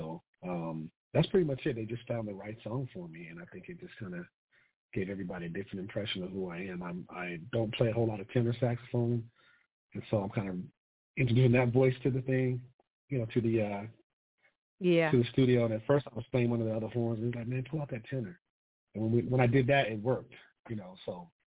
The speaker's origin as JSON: {"language": "English", "town": "Colorado Springs", "region": "Colorado", "country": "United States", "said": "I'm from Colorado Springs, Colorado. I'm a military brat. I have a lot of family here on both sides."}